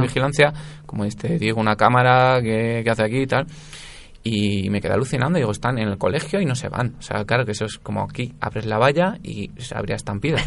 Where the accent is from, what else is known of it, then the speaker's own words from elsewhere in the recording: Spain; como buen español que soy